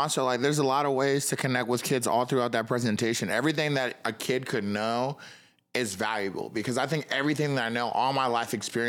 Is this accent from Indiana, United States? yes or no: yes; Kokomo, Indiana, United States; Yeah, I'm from Kokomo. I'm like, yeah, Elwood Haynes.